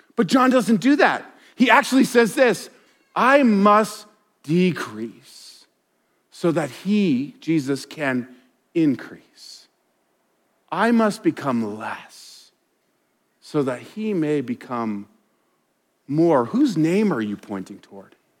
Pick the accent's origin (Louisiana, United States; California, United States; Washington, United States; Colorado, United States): Colorado, United States; I grew up in Colorado